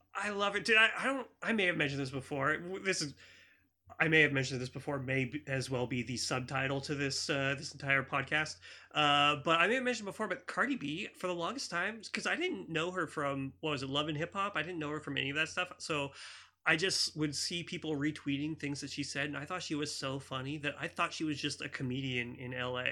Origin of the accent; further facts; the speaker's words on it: Campbell, California, United States; I grew up in Campbell